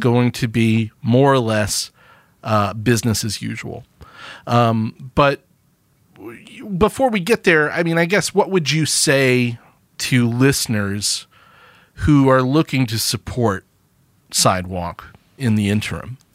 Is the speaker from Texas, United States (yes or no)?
no; Birmingham, Alabama, United States; also born or lived in Tuscaloosa, Alabama; I grew up in Birmingham